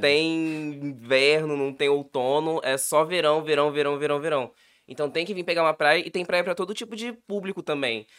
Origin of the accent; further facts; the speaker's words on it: São Paulo, Brazil; moved away as an adult; now in Espírito Santo, Brazil; eu nasci aqui, mas eu fui para São Paulo, ah, eu era bem, no, bem novinho, eu tinha uns 4 anos, eu acho. E voltei a morar aqui depois, do, depois dos 18.